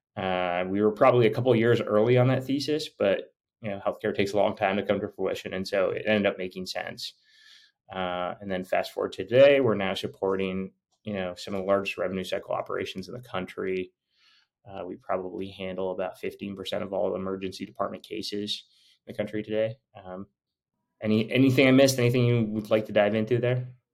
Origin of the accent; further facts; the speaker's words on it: Canada; moved away as an adult; I'm actually Canadian